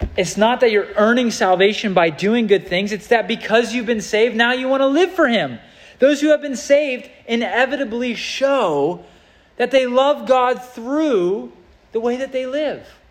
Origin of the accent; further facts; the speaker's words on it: United States; I'm an American citizen